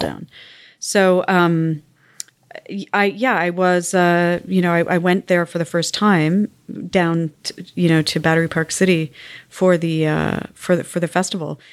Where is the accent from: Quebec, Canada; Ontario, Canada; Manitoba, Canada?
Quebec, Canada; Montreal; moved away; also born or lived in South Africa / United States; I grew up in the West Island of Montreal.